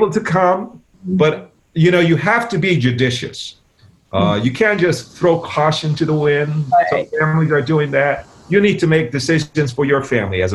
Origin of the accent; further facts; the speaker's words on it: New York, United States; We're from New York.